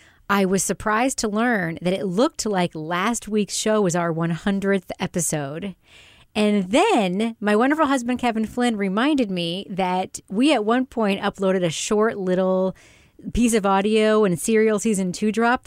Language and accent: English; United Kingdom; you're younger than me, you're smoother than me, more American than me. I'm British, so that's not hard to do.